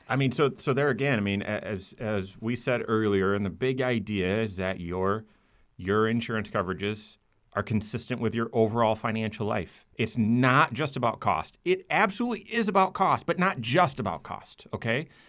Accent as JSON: {"language": "English", "town": "Grand Rapids", "region": "Michigan", "country": "United States", "tie": "born or raised there", "also_born_or_lived": "Rochester, New York", "said": "growing up in Grand Rapids"}